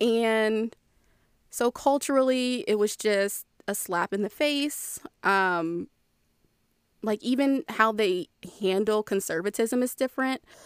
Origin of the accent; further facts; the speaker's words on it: Maryland, United States; moved away; I'm from Maryland. I have that very, that very ingrained, like, D C side of Maryland